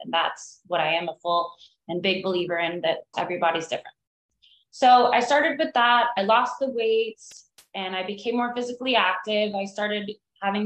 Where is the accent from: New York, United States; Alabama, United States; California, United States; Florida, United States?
Florida, United States; Miami; moved away as an adult; now in Asheville, United States; I grew up in Miami